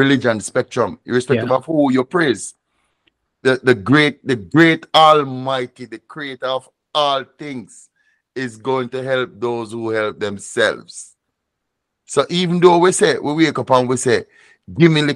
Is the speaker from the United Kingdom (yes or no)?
no; Jamaica; As a student of Rastafari, as a Jamaican